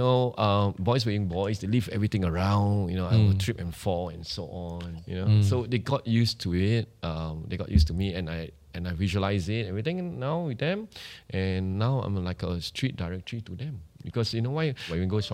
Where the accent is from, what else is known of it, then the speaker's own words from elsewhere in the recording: Singapore; We are still being a Singaporean, we still have the shyness